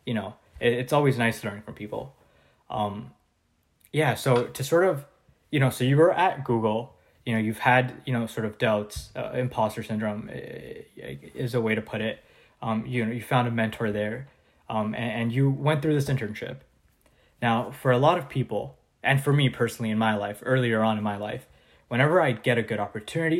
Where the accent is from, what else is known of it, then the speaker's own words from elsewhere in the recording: Canada; I'm from Canada